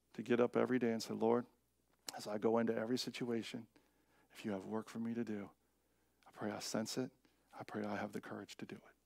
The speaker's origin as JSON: {"language": "English", "town": "Seattle", "region": "Washington", "country": "United States", "said": "I am from Seattle"}